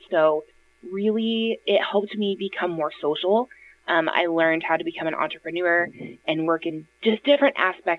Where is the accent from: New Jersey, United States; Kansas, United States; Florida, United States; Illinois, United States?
Illinois, United States; now in Indianapolis, United States; I grew up in Illinois